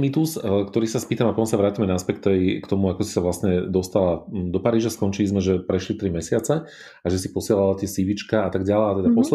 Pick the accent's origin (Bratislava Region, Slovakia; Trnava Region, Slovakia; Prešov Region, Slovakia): Bratislava Region, Slovakia; Bratislava; born or raised there